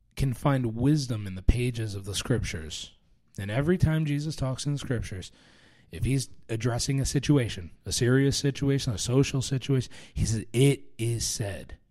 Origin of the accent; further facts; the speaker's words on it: New York, United States; I, I grew up around New York